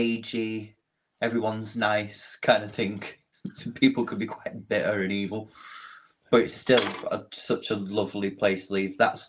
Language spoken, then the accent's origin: English; United Kingdom; where are you from? We're like, well, UK.